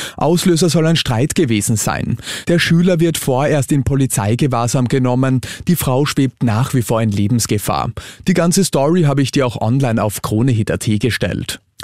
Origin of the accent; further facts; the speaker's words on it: Austria; bei uns in Österreich